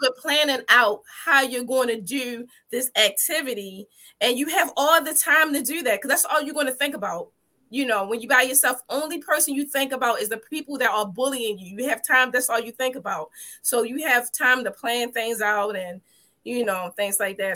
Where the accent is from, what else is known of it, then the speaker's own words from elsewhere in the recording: Baltimore, Maryland, United States; from birth all the way up to fourth grade, I lived in the Liberty Heights